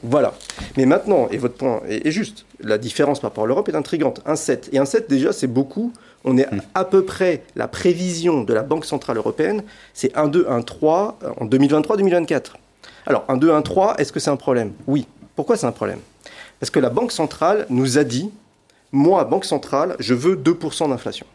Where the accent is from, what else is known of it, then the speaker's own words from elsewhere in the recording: France; en tant que Français